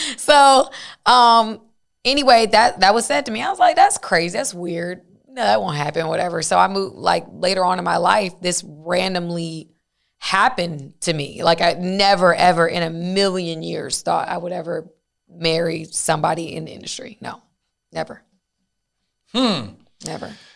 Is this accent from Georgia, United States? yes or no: yes; Decatur, Georgia, United States; I'm from, like, at that time, I'm from Decatur, Georgia